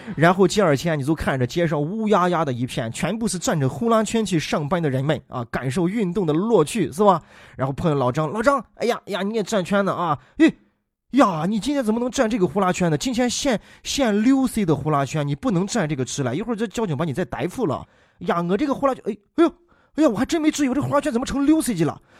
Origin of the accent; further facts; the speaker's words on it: Shaanxi, China; 咱们陕西人说起来